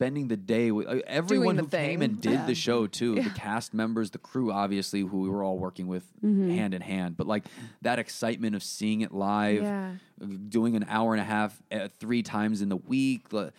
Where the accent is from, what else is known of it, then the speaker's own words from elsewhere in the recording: Connecticut, United States; also born or lived in New York; Connecticut and New York.